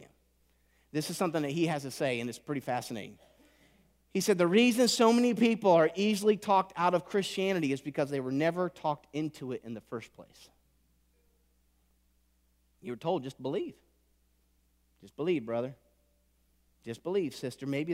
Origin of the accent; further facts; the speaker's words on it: Indiana, United States; I was raised in Indiana